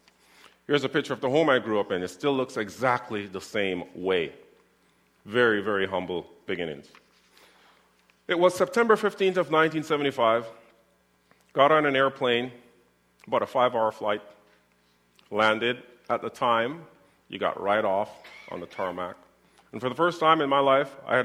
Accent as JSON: {"language": "English", "town": "Winnipeg", "region": "Manitoba", "country": "Canada", "tie": "born or raised there", "said": "as a young boy growing up in the North End"}